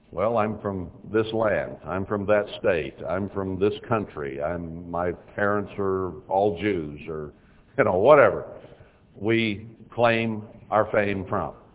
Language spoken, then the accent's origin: English; Texas, United States; I was born in Texas.